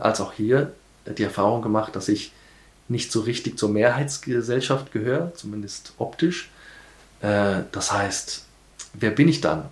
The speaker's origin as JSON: {"language": "German", "town": "Nairobi", "country": "Kenya", "tie": "born or raised there", "also_born_or_lived": "Hamburg, Germany", "moved": "as an adult", "lives_now": "Vienna, Austria", "said": "Ich bin in Kenia aufgewachsen"}